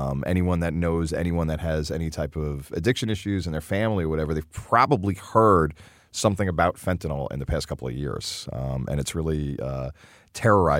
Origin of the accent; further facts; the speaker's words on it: New York City, New York, United States; as a New Yorker, you know, as someone who grew up in New York